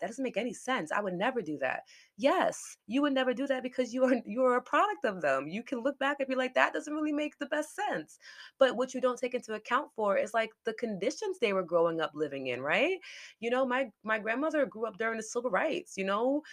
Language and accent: English; New York City, New York, United States; I was born in New York